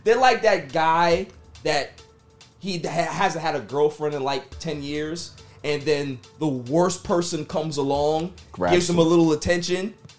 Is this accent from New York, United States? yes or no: yes; New York City, New York, United States; I'm from Queens.